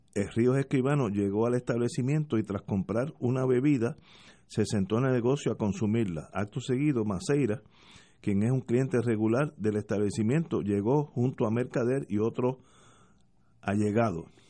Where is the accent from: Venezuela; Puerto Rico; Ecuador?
Puerto Rico; somos todos puertorriqueños